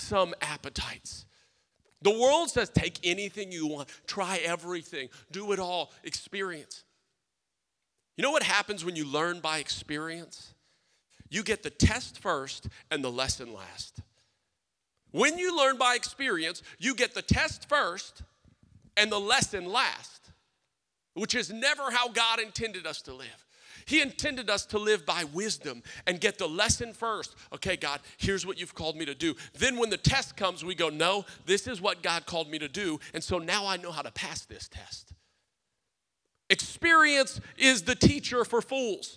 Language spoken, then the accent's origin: English; South Louisiana, United States; I'm a Cajun. I'm from South Louisiana. We didn't have sushi